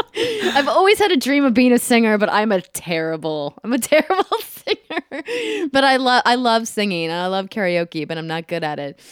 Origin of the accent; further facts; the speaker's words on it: Fargo, North Dakota, United States; moved away as an adult; also born or lived in Minneapolis, Minnesota; now in Los Angeles, United States; I grew up in Fargo, North Dakota